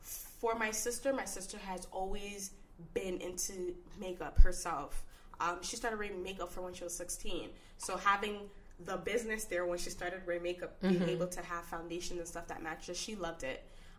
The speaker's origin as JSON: {"language": "English", "country": "Ghana", "said": "That's very taboo, you know, being Ghanaian, being African, you're going to be a girl and you're not going to be a nurse."}